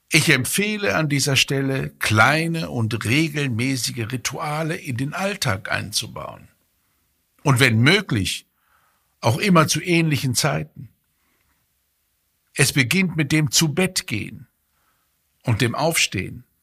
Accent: Fulda, Hesse, Germany; egal ob ich arbeite oder in meine, meine Heimatstadt komme, Fulda in Hessen

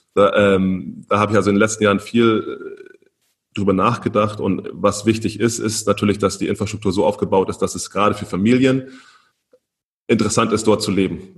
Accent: Germany; wir als Deutsche

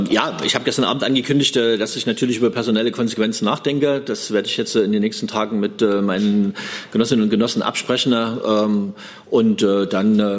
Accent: East Germany, Germany; da haben wir auch Schwächen als Ostdeutsche schon seit vielen Jahren

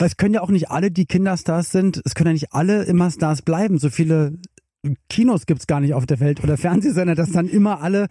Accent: Berlin, Germany; Ich komme auch aus Westberlin

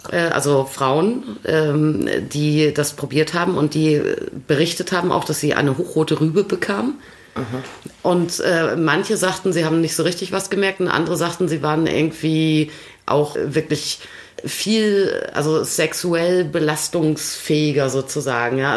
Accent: Vechta, Lower Saxony, Germany; ich bin auf dem Gymnasium Antonianum Fechter zur Schule gegangen.

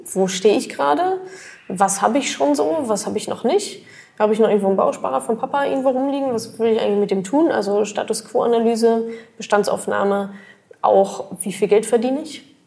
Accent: Germany; wir Deutsche

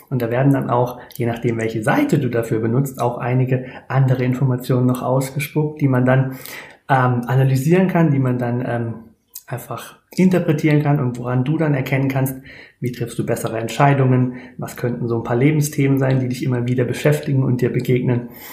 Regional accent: near Speyer, Rhineland-Palatinate, Germany; ich komme aus der Nähe von Speyer

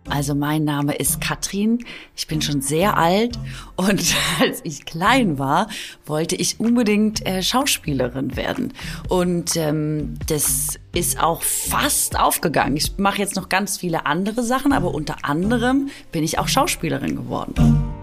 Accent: Swabia, Baden-Württemberg, Germany; accent: Swabian; ich komme aus Schwaben. Kennt ihr Schwäbisch?

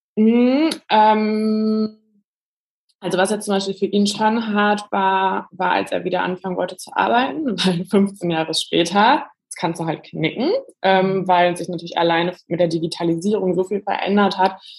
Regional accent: Germany; now in Berlin, Germany; ich komme aus der Eifel, so eine Stunde von Köln. Also wirklich, es war zwar eine Stadt, aber eher sehr dörflich aufgewachsen

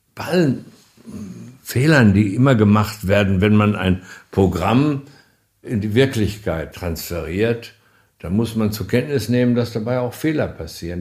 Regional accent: Germany; wir haben uns als Deutsche immer dafür eingesetzt

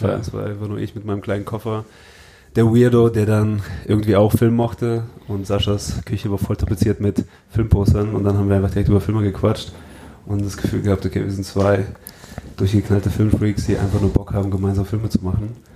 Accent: Hesse, Germany; da haben wir auch für meine kleine Heimatstadt, wo ich aufgewachsen bin, äh, bei Frankfurt, gibt es halt ein … Festival

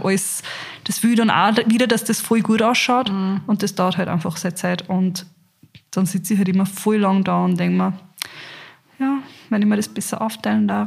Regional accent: Carinthia, Austria; ich bin in Kärnten aufgewachsen

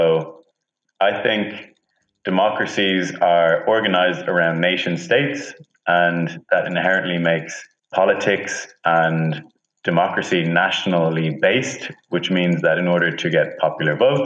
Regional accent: Dublin, Leinster, Ireland; moved away as an adult; also born or lived in Toulouse, France; now in Berlin, Germany; I'm from Dublin, Ireland

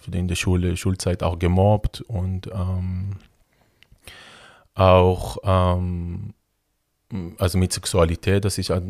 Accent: Israel; now in Germany; Ja, also ich bin ähm, in Israel ähm, aufgewachsen. Ähm, in der Nähe von Tel Aviv.

